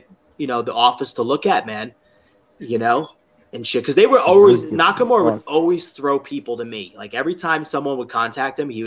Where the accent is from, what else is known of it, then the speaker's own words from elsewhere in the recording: Florida, United States; I was from Florida